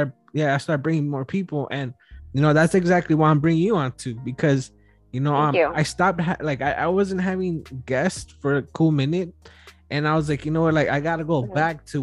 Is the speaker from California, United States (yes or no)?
yes; Wilmington, California, United States; I'm from Wilmington myself. I grew up on Freeze and Off.